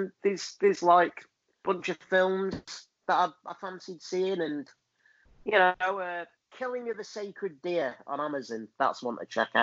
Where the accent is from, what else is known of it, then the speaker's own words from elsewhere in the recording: Lancashire, North West England, United Kingdom; also born or lived in Rotherham; I'm from Lancashire